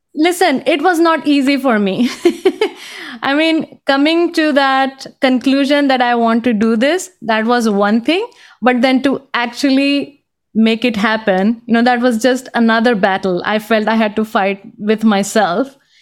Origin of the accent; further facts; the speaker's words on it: India; English is a second language; moved away as an adult; also born or lived in Boston; now in United States; growing up in India, you know, I experienced a lot of discrimination